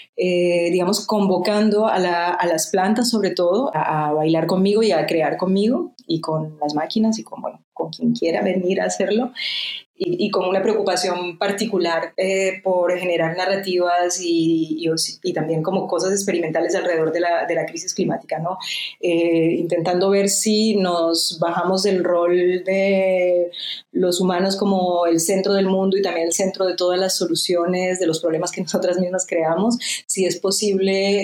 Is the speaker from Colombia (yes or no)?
yes; Colombia; moved away as an adult; now in France; soy colombiana, pero llevo 20 mm, años viviendo en Francia.